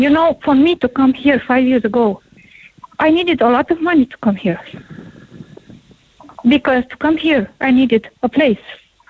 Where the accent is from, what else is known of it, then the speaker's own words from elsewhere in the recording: Romania; now in Ireland; when somebody asks me, where are you from? And I say, from Romania.